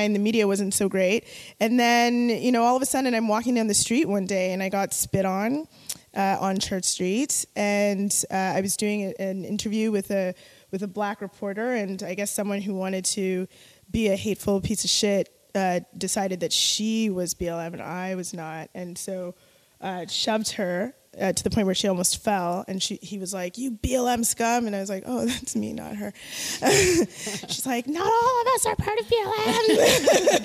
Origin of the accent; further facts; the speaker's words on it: Jamaica; also born or lived in Toronto, Canada; As a Jamaican person